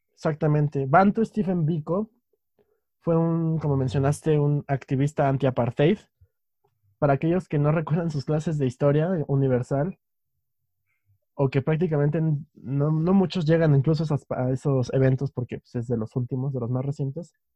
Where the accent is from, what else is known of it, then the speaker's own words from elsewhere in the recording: Mexico; somos dos chicos mexicanos que viven en un país